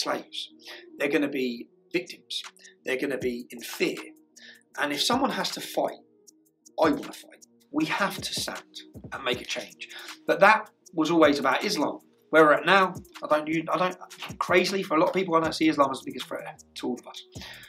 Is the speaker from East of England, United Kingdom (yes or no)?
yes; Luton, East of England, United Kingdom; I was brought up in Luton